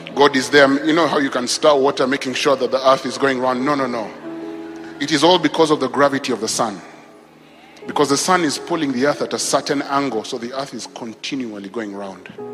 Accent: Nakuru, Nakuru County, Kenya; I grew up in Kenya. I was born actually in Kenya. So I grew up in a town called Nakuru

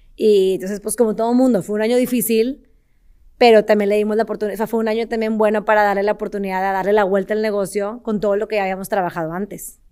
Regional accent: Monterrey, Nuevo León, Mexico; soy de Monterrey, nací, crecí aquí en, Monterrey

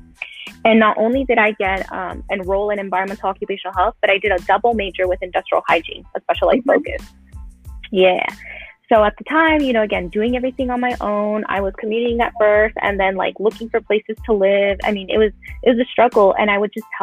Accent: Los Angeles, California, United States; I grew up in Pacoima, you know, a lot of large Hispanic community

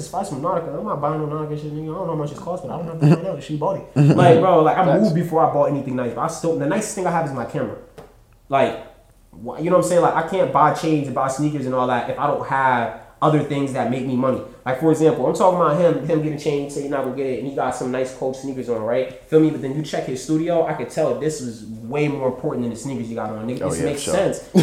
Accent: New Jersey, United States; I'm from New Jersey

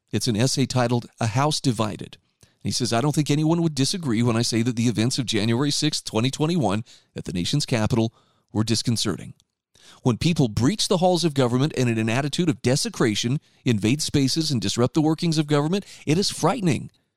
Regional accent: Utah, United States; my home state of Utah

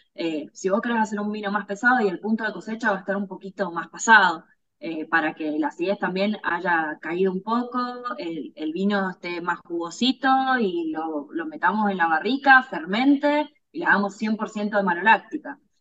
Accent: Luján de Cuyo, Mendoza, Argentina; also born or lived in Córdoba, Argentina; cuando era muy chica nos vinimos a vivir a Mendoza. Eh, y bueno, acá prácticamente crecí, así que eh, soy más mendocina que cordobesa

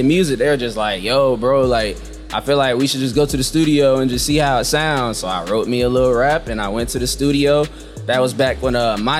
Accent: Tampa, Florida, United States; also born or lived in St. Petersburg / Fayetteville; Yeah, I was born in Tampa, partially raised in St. Petersburg, Florida. My dad was in the military, so I also stayed where …'s from in Fayetteville, North Carolina.

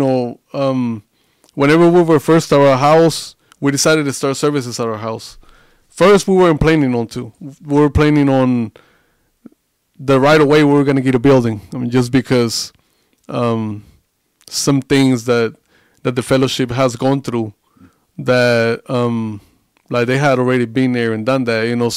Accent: Coahuila, Mexico; moved away as an adult; now in Southern Mexico; I was born and raised like in the very, very north of Mexico, in Coahuila.

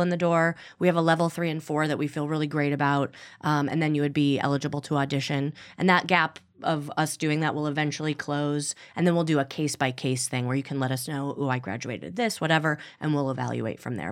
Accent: Midwest, United States; now in Los Angeles, United States; I'm also from the Midwest

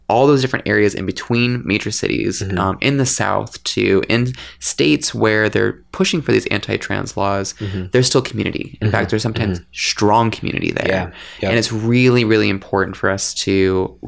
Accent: Canada; I'm Canadian

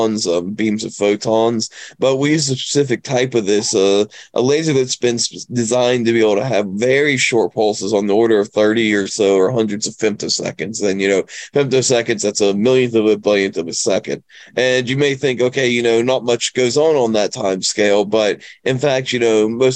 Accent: West Virginia, United States; moved away; I grew up in West Virginia, honestly, mainly working on cars, fixing houses

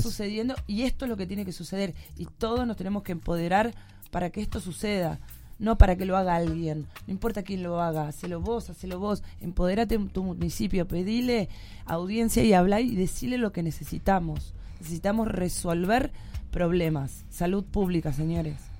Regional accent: Argentina

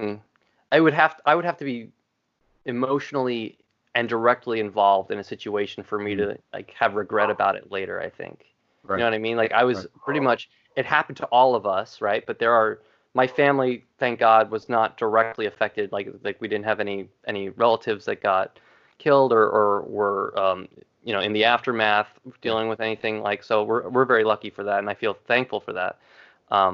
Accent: Long Island, New York, United States; And I grew up in New York. I grew up in Long Island

